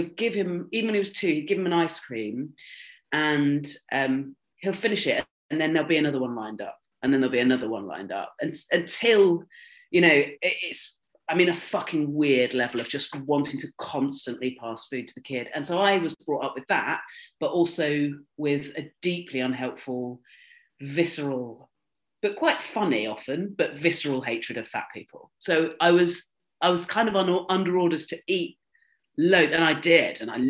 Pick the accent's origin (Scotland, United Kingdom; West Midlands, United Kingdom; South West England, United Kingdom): South West England, United Kingdom; Swanage; I grew up in Dorset where you had like a first school, a middle school and an upper school